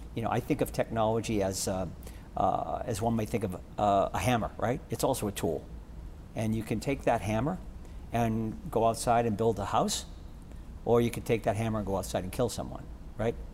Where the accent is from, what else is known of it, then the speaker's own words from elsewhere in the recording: Boston, Massachusetts, United States; growing up in Boston